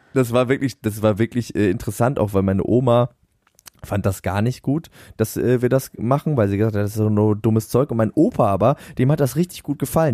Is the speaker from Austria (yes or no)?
no; Northern Germany, Germany; bei uns in Norddeutschland